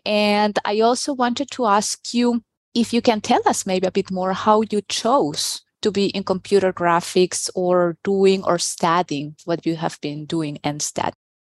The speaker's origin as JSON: {"language": "English", "country": "Venezuela", "tie": "born or raised there", "also_born_or_lived": "Peru", "moved": "as an adult", "lives_now": "Stuttgart, Germany", "said": "I have been living in Germany, Stuttgart, Germany, for the past 10 years, but I was born in Peru and raised in Venezuela. So I think you can say I'm Latina to the core."}